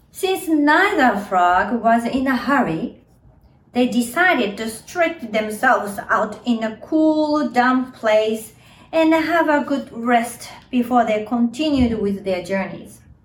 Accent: Japan; now in New York City, United States; I was born and raised in Japan, so I speak English right now, but I also can speak Japanese. Yes, I am a Japanese.

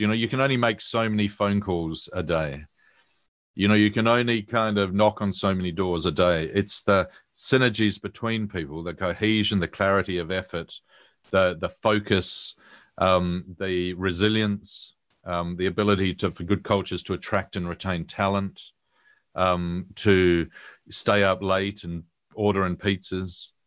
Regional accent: New Zealand; moved away as an adult; now in London, United Kingdom; I'm a Kiwi

